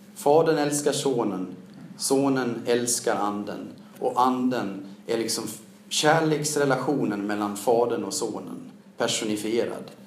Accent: Siljansnäs, Dalarna County, Sweden; born or raised there; also born or lived in Mora; now in Stockholm, Sweden

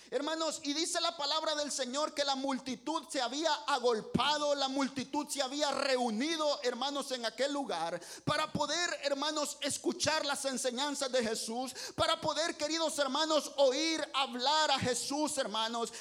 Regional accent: El Salvador; moved away; yo soy salvadoreño

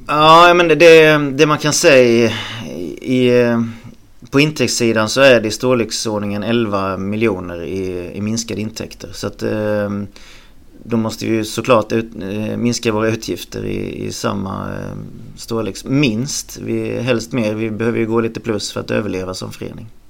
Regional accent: Halmstad, Halland County, Sweden; jag föddes en bit utanför Halmstad eh, på en gård där och sen när, när morsan och farsan skildes så flyttade jag egentligen med morsan in till stan först och sen köpte, köpte vi ett hus i Snöstorp

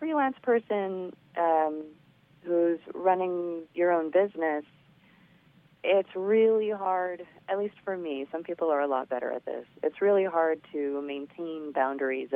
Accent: Los Angeles, California, United States; I grew up in the San Gabriel Valley of Los Angeles, which is super, super Asian.

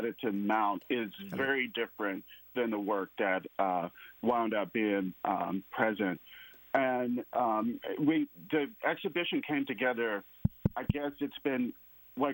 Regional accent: Mississippi, United States; moved away; I'm from Mississippi, so the viewers will probably hear the accent

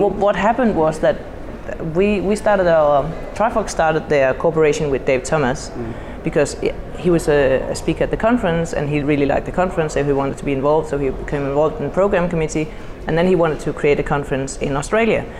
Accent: Denmark; I come from Denmark.

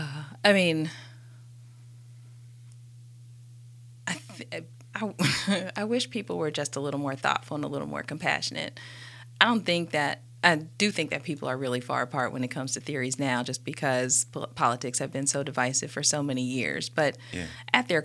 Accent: North Carolina, United States; moved away as an adult; also born or lived in Alabama; I grew up in North Carolina

